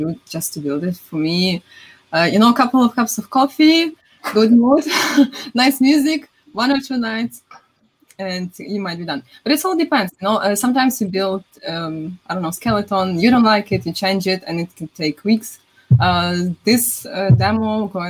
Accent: Ukraine; I'm from Ukraine

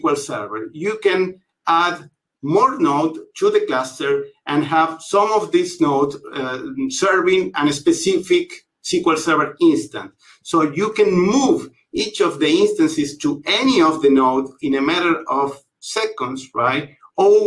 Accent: Buenos Aires, Argentina; I am from Buenos Aires, Argentina

